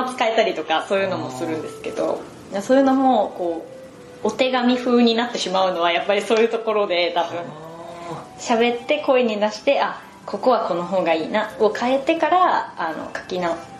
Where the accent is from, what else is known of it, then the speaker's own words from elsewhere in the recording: Ehime, Japan; moved away; 地元に帰ってる間は、はい、5時6時ぐらいで退勤して、はい、そこからお父さんが車で松山まで送ってくれて